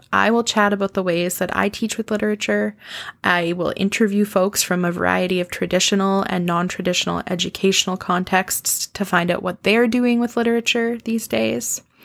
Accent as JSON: {"language": "English", "town": "Saskatoon", "region": "Saskatchewan", "country": "Canada", "tie": "born or raised there", "also_born_or_lived": "Edmonton, Alberta", "said": "was born in Edmonton, Alberta, and raised in Saskatoon, Saskatchewan, Canada, which is where I live now"}